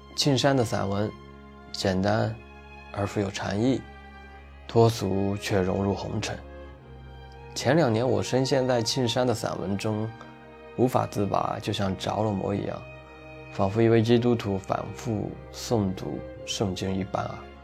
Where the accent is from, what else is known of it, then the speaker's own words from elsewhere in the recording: Shandong, China; 作为一名土生土长的山东人